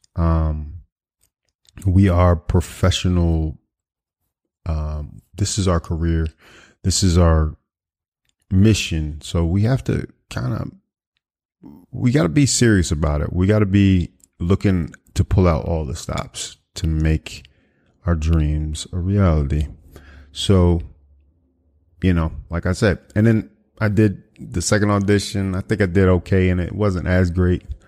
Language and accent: English; Washington, United States; moved away; my hometown of, uh, you know, the, the Washington metropolitan area